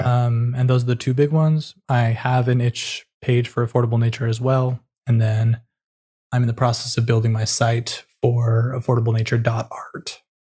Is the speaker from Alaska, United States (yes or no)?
no; California, United States; moved away; also born or lived in New York City; I'm born and raised in California